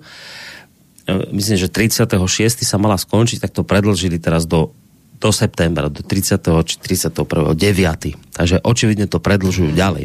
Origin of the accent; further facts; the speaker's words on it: Slovakia; ja som proste Slovák, ja som na Slovensku doma, ja tu mám predkov